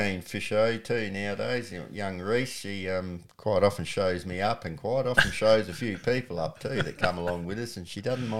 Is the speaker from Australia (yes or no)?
yes; Benalla, Victoria, Australia; born there; Well, as I said, I was born in Benalla, which is on the Broken River, which is one of the best cod fisheries in Australia.